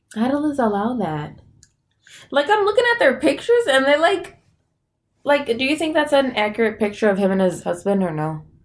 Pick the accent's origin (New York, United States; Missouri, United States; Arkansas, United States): New York, United States; Buffalo; we're from Buffalo